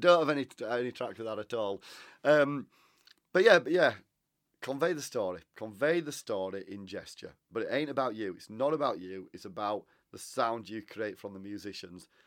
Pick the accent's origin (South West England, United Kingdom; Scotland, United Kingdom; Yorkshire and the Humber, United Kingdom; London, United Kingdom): Yorkshire and the Humber, United Kingdom; Huddersfield; I'm from Huddersfield. I used to sing in Huddersfield Choral Society